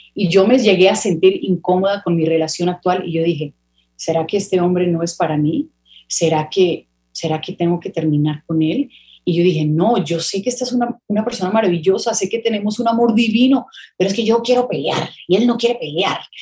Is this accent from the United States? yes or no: yes; Miami, Florida, United States; Yo me crié en Miami